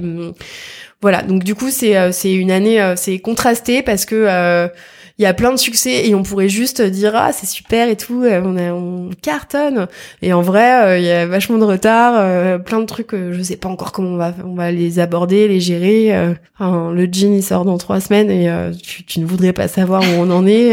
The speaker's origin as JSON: {"language": "French", "town": "Versailles", "region": "Île-de-France", "country": "France", "tie": "born or raised there", "said": "je suis née à Versailles"}